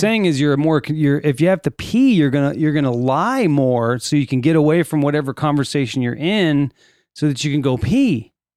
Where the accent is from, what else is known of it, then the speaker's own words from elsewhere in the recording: Sylmar, California, United States; I grew up in Silmar, California